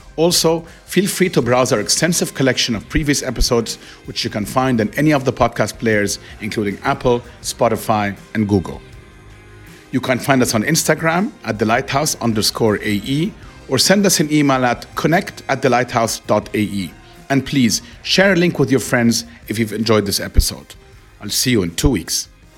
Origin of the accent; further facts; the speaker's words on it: Egypt; now in Dubai, United Arab Emirates; growing up in Egypt